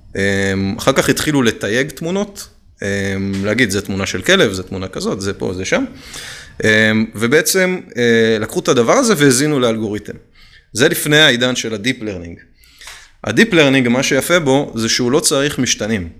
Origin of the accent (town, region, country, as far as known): Israel